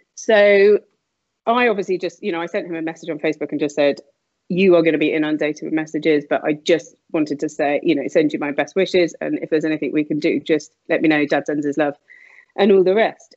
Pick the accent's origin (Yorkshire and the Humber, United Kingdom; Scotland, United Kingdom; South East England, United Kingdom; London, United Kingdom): South East England, United Kingdom; Slough; I grew up, um, I like to say Windsor, but it was actually sunny Slough.